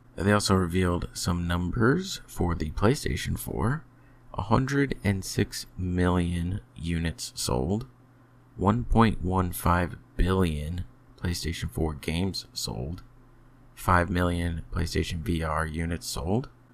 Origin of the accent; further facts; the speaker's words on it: United States; I'm American. It's not my fault I was born here